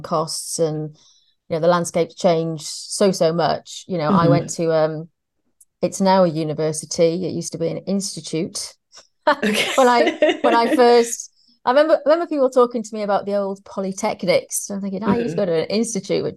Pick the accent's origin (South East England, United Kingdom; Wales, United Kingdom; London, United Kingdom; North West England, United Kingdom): Wales, United Kingdom; North; accent: Welsh; moved away; So I'm from North Wales, which has its own unique accent